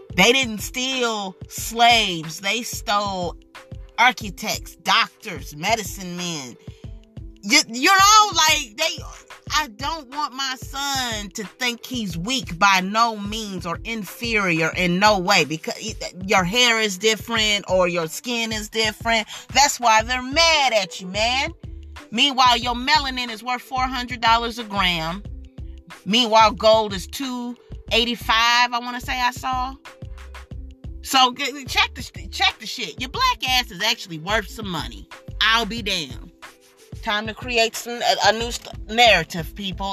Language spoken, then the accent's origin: English; United States; As an American